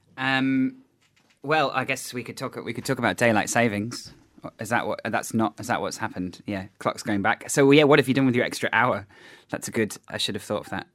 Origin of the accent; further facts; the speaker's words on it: England, United Kingdom; now in New Zealand; I come from England